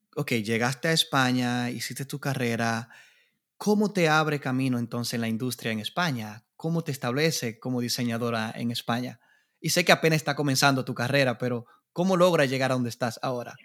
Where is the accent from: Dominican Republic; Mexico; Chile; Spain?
Dominican Republic; en mi país, República Dominicana